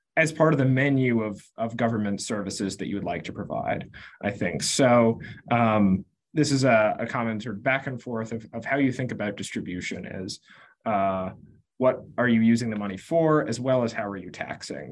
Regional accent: Concord, Massachusetts, United States; I grew up in Concord, Massachusetts

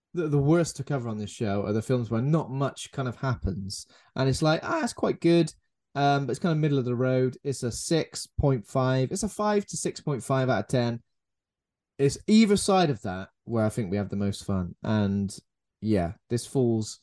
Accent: United Kingdom; being a British person who grew up, you know, born in the 80s and grew up in the 80s and 90s

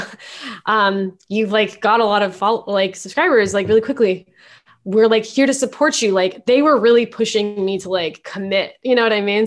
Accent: Mountain View, California, United States; moved away as an adult; also born or lived in San Francisco; now in New York, United States; I grew up in Mountain View

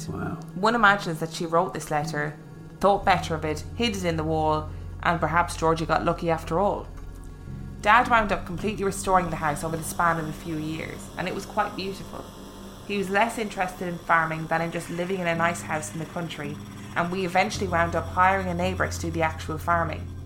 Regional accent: Illinois, United States; farm was in rural Illinois, near a town of about 900 people, mostly Norwegian farmers. It was like growing up in Lake Wobegon.

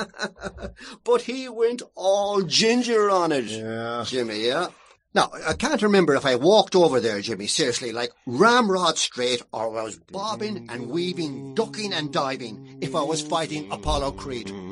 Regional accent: Ballina, Connacht, Ireland; my hometown, Ballina

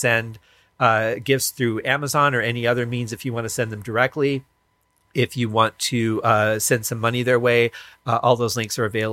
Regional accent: Michigan, United States; moved away; when I was growing up in Michigan

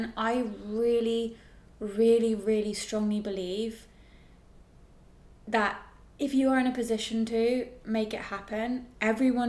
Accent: England, United Kingdom; as an English person

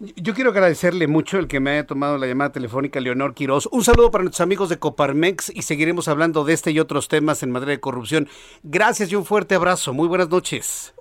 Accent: Mexico; yo que somos mexicanos

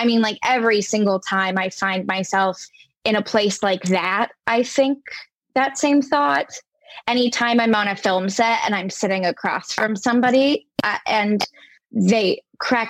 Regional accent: United States; also born or lived in New York City; as an American

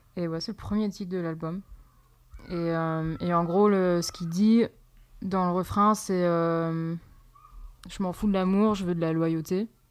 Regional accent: Poitiers, Nouvelle-Aquitaine, France; moved away; also born or lived in Montréal / California; je suis née à Poitiers

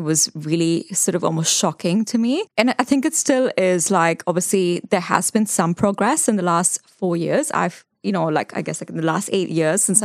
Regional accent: Mumbai, Maharashtra, India; moved away as an adult; also born or lived in London / Dubai; now in New Zealand; So I grew up in Mumbai. I was born there

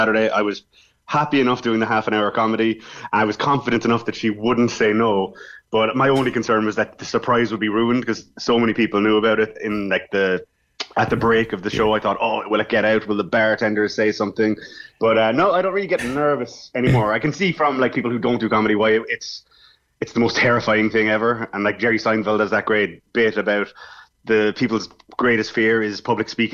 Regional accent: Cork, Munster, Ireland; I'm from Cork, but I've been up and down to Dublin.

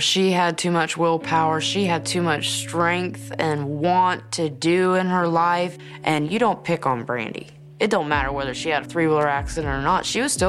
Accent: Bull Creek, Florida, United States; Bull Creek's amazing. It's 22,000 acres of beautiful woods, and that was our playground out there. We learned how to grow up back there.

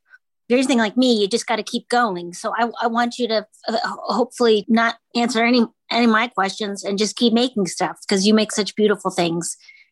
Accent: Minnesota, United States; Well, I'm from Minnesota, spent time in Minneapolis.

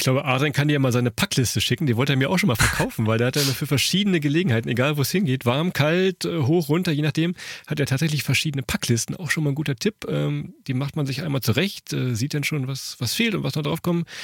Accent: Germany; wir kommen von der Weser

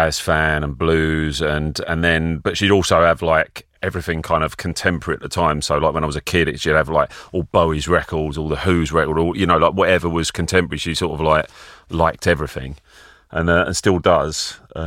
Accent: Benfleet, East of England, United Kingdom; also born or lived in Colchester / Chelmsford; I grew up around, my family lived in Benfleet, which is kind of like a muddy puddle a bit near Southend

